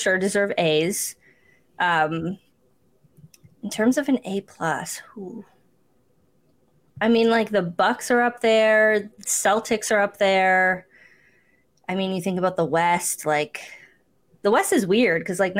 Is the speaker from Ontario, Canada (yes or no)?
yes; Cambridge, Ontario, Canada; someone who grew up in Cambridge, Ontario